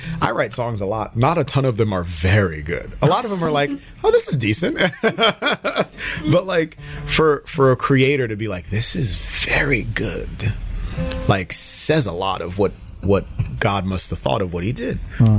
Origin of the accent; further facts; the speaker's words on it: Nigeria; as a Christian who plays music and writes songs, being that I'm from Nigeria